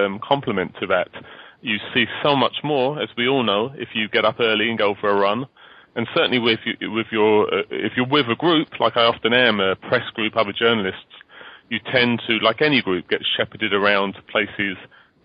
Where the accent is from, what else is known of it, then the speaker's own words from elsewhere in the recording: United Kingdom; moved away as an adult; also born or lived in New York, United States / London; I'm in London now. I actually moved back to London last year. I'm British to begin with, as you can probably hear, but I lived for 20 years in the world's greatest city of New York